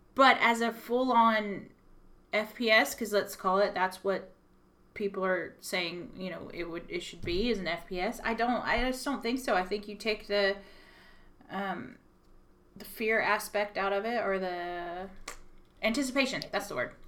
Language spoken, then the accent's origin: English; Texas, United States; accent: Texan; now in Belfast, United Kingdom; I'm from Texas and to get anywhere would take me four hours to drive